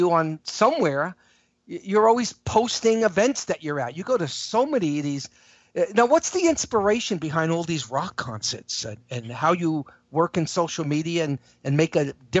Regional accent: New York City, New York, United States; Well, you know, I grew up in New York, so I used to go to Greenwich Village all the time.

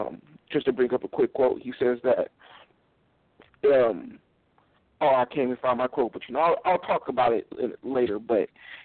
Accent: California, United States; moved away as an adult; now in Utah, United States; I'm originally from California. I actually relocated to Utah a couple years ago.

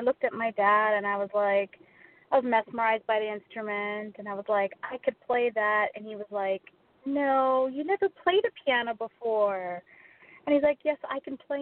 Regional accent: Canada; I'm Canadian. I'm located in Toronto.

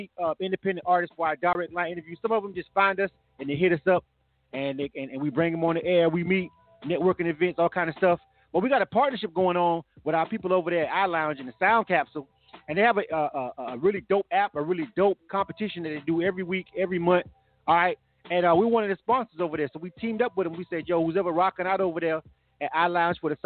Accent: Florida, United States; moved away as an adult; now in Atlanta, United States; I'm from Florida myself

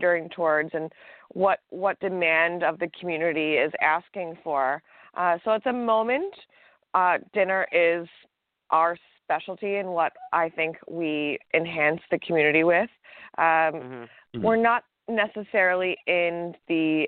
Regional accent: East Coast, United States; now in Los Angeles, United States; I'm from the East Coast

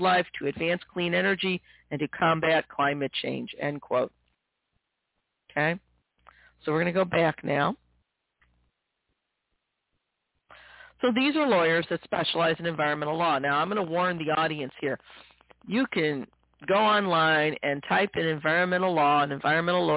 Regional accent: Missouri, United States; my home state of Missouri

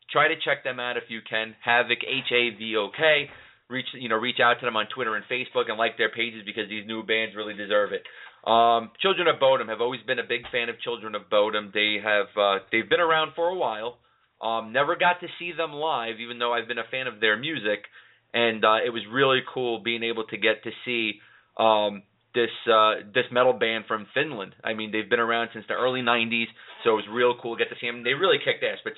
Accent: Laceyville, Pennsylvania, United States; also born or lived in New York City; We're originally from New York City. We moved up uh, to Laceyville, Pennsylvania, where country music is a big thing, uh, North Pennsylvania.

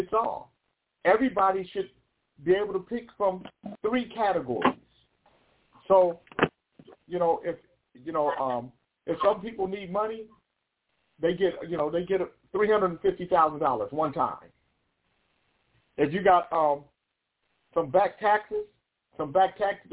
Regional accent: United States; I'm an American.

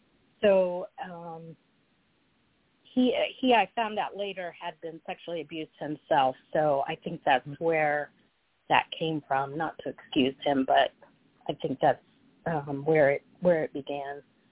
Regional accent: Texas, United States; also born or lived in Georgia; So I was born in Georgia, and I lived there for just a few short months because my father was in the military, so we moved to Texas.

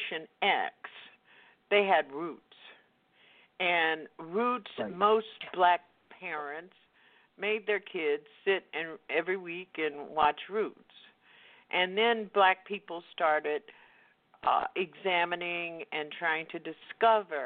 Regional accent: the South, United States; I grew up in the Jim Crow South, and until I was in the ninth grade and had to go segregate the white school

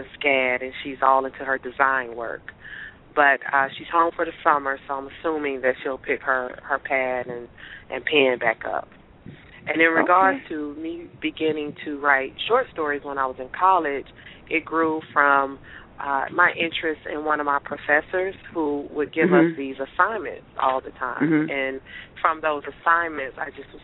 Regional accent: Atlanta, Georgia, United States; also born or lived in Lithonia, Georgia; I grew up in Atlanta, Georgia, and actually when I was actually born at Grady, and we lived in the city until I was maybe in the fourth or fifth grade, and then we moved out to Lithonia

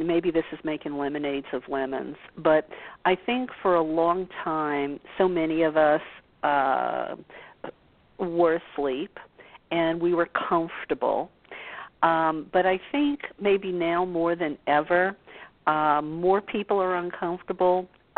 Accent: the South, United States; growing up in the South

